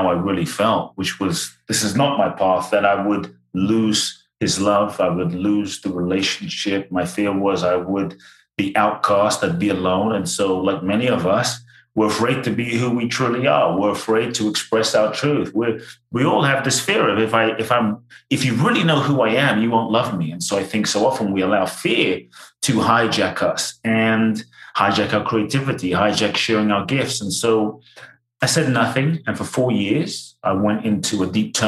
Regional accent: London, United Kingdom; also born or lived in Ghana; now in United States; I was born in Ghana, West Africa. My father's from Ghana. My mother's Japanese. I grew up in London. I live in the US now

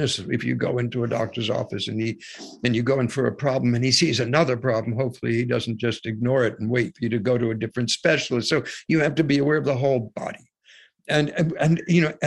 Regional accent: United States; I was born in the United States

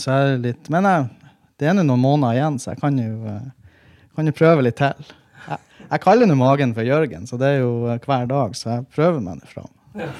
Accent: Andøya, Nordland, Norway; now in Tromsø, Norway; jeg er fra Andøya og bor i Tromsø.

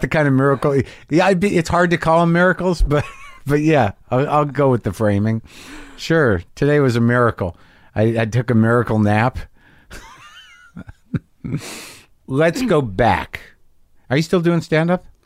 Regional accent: Albuquerque, New Mexico, United States; moved away; I grew up in New Mexico

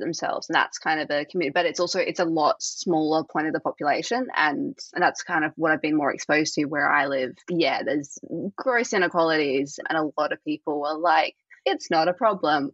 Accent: Australia; I'm Australian

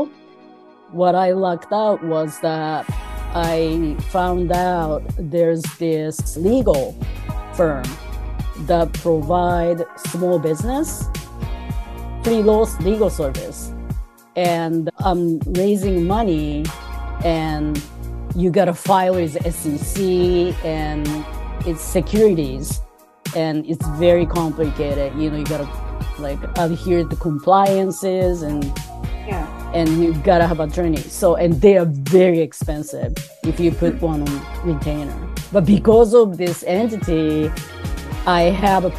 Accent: Tokyo, Japan; moved away as an adult; now in United States; When I was a kid, growing up in Tokyo

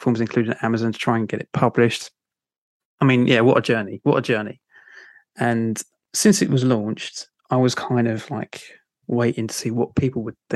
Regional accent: London, United Kingdom; accent: Cockney; I've kind of grew up in South London and travelled the world a little bit, but I've still kept my Cockney tones

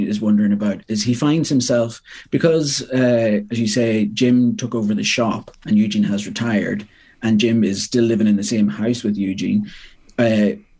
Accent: Monaghan, Ulster, Ireland; moved away as an adult; also born or lived in Belfast; now in Dublin, Ireland; I'm from Monaghan. Went off to Belfast to do English in Queens, and then down to Dublin.

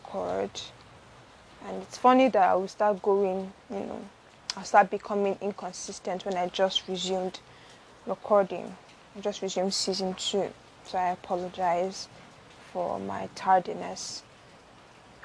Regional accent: Lagos, Nigeria; also born or lived in Benin City, Edo State, Nigeria; I was born in Benin, but I grew up in Lagos. Most of my childhood was in Lagos, actually.

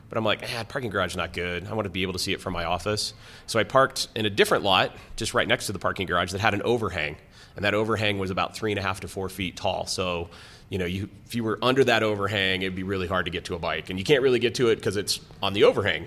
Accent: Lakewood, Colorado, United States; also born or lived in Greeley, Colorado; I grew up in Lakewood, it's Morrison Road.

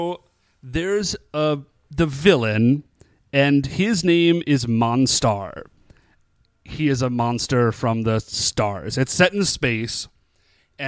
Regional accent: Cleveland, Ohio, United States; we are from Cleveland

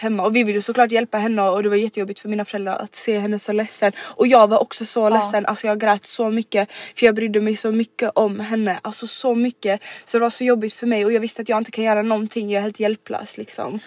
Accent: Rydebäck, Skåne, Sweden; also born or lived in Helsingborg; Så det började då i Rydebäck mm. där vi växte upp

